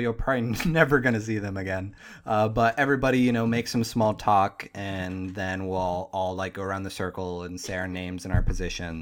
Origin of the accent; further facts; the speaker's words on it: Pittsburgh, Pennsylvania, United States; moved away; I'm from Pittsburgh